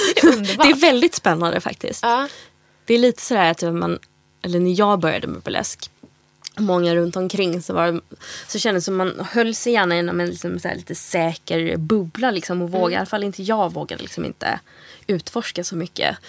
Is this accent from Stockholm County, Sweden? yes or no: no; Gothenburg, Västra Götaland, Sweden; vi kommer från Göteborg